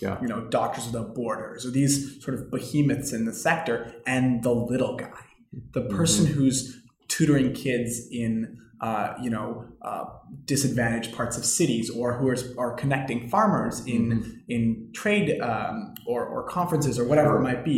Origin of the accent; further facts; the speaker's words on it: Canada; I'm just Canadian